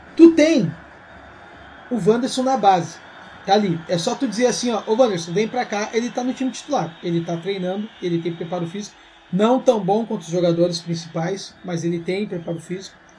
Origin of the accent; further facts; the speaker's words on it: Bela Vista neighbourhood, Rio Grande do Sul, Brazil; da Bela Vista, lá onde eu na, onde eu me criei